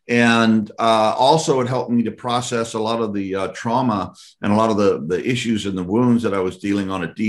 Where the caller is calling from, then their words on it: Louisiana, United States; I'm here, I'm speaking from Louisiana right now.